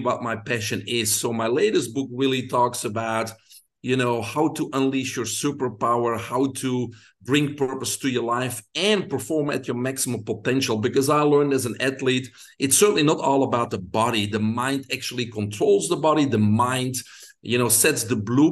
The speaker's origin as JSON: {"language": "English", "country": "Belgium", "tie": "born or raised there", "moved": "as an adult", "lives_now": "United States", "said": "I grew up in Belgium. People can hear my accent, so that's where it's from."}